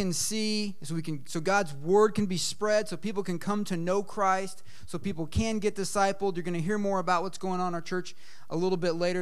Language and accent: English; Eugene, Oregon, United States; moved away; I'm from Eugene, Oregon